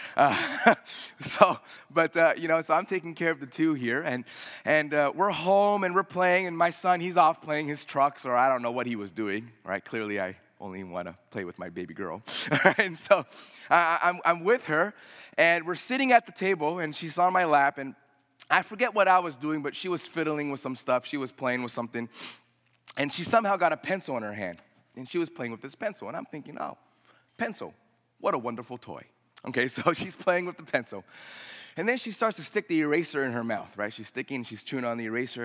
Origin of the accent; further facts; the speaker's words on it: United States; I'm a first generation American. Uh, if you wanna say that's the first generation, I was the only one born here.